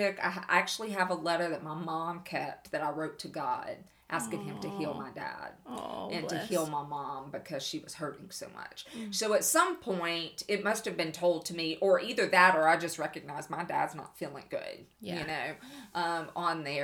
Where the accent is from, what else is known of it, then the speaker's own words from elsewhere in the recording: Bossier City, Louisiana, United States; I was born here in Bossier City